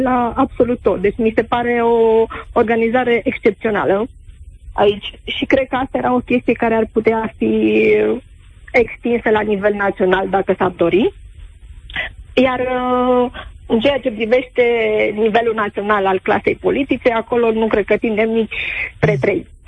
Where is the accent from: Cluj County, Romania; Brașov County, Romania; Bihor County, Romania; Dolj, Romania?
Brașov County, Romania; Brașov; sunt din Brașov